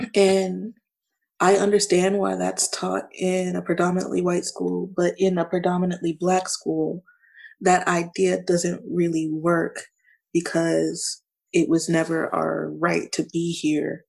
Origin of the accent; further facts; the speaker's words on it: Baltimore, Maryland, United States; also born or lived in California / Savannah / Fort Stewart / El Paso; Baltimore is technically technically the place that I was raised. I moved there six months after my life started